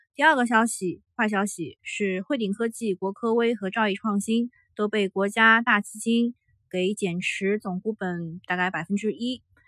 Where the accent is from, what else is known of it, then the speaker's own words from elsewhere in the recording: Shanghai, China; 上海是我土生土长的城市